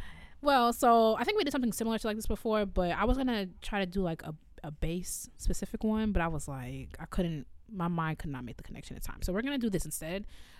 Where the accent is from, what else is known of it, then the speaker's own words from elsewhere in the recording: Evanston, Illinois, United States; I'm from Evanston, which sits on the border of Chicago.